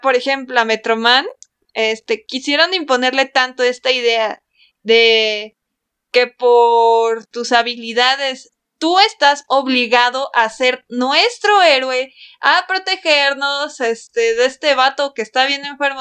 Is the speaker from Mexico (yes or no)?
yes; Mexico; nuestra sociedad mexicana